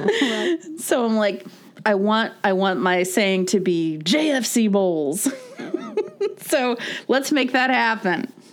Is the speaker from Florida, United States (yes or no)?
yes; Florida, United States; we grew up in Florida, so there was definitely more of a swimming all the time culture.